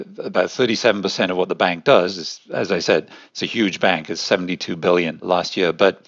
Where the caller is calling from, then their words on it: Luxembourg; Luxembourg. That's where the European Investment Bank is.